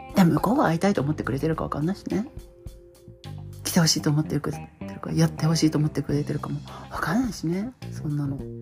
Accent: Hamamatsu, Shizuoka, Japan; moved away; 私の地元はあの静岡県浜松市

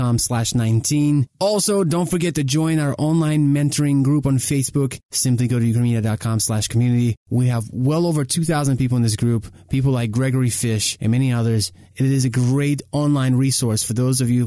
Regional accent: Ukraine; moved away; we're from Ukraine

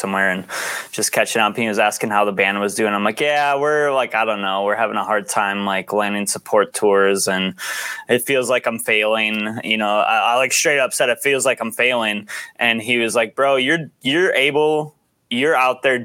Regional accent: United States

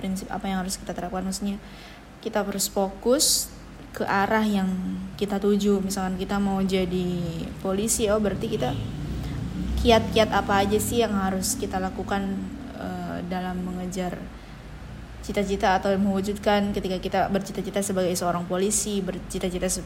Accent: Tasikmalaya, West Java, Indonesia; now in Ternate, Indonesia; Saya berasal dari Tasikmalaya, eh, terlahir dari keluarga sederhana sebagai anak tunggal.

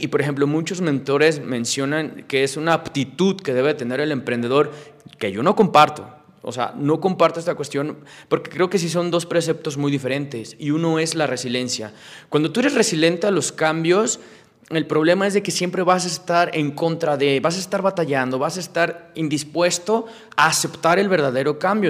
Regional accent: Mexico; Yo soy mexicano, mi empresa es mexicana

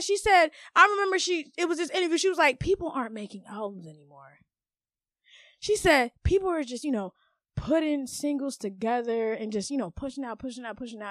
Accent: Maryland, United States; I'm a Maryland Haitian.

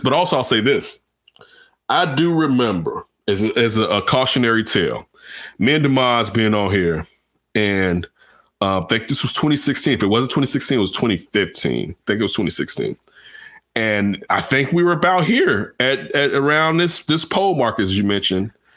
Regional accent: Chicago, Illinois, United States; my hometown Chicago

